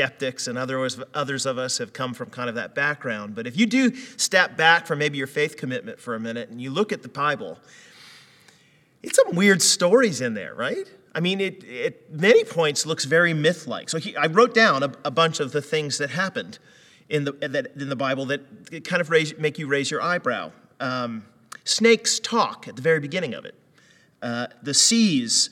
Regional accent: United States; moved away; growing up in the States

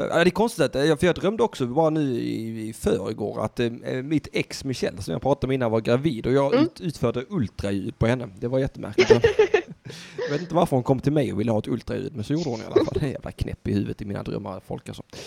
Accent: Södra Sandby, Skåne, Sweden; jag är från södra Sandby

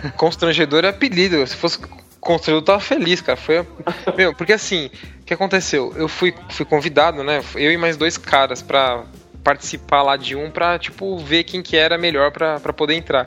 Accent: São Paulo, Brazil; Eu sou de São Paulo, capital, na Zona Lost

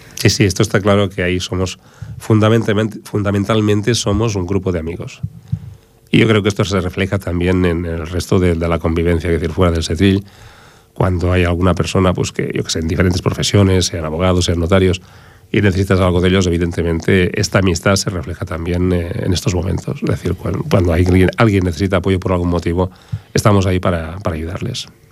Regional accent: Barcelona, Catalonia, Spain; now in Ripollet, Spain; yo soy hijo del Raval de Barcelona

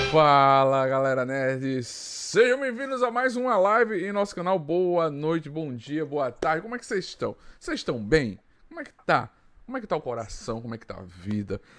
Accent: Arapiraca, Alagoas, Brazil; E quem sabe vir conhecer Alagoas, Arapiraca

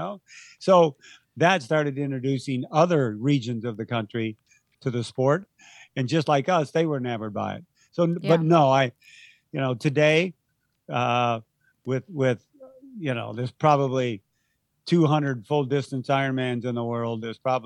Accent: Ohio, United States; moved away as an adult; now in San Diego, United States; when I moved to San Diego from Ohio

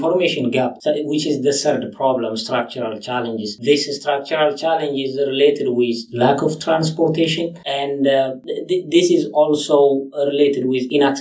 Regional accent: Ethiopia; moved away as an adult; now in Canada; I came from Ethiopia

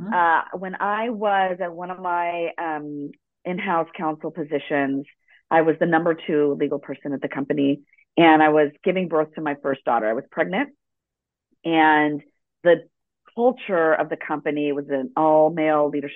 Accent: Los Angeles, California, United States; first language Spanish; English is a second language; I was born in Los Angeles, and Spanish was my first language

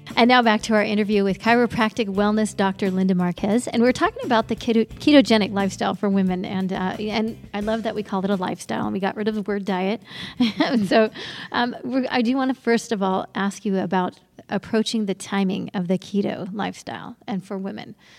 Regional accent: Ireland; I'm from Ireland.

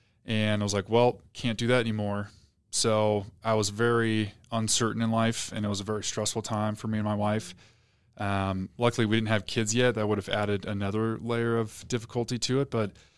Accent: Portland, Oregon, United States; now in Utah, United States; Yeah, so I grew up outside of Portland, Oregon, so the Pacific Northwest, until I graduated high school.

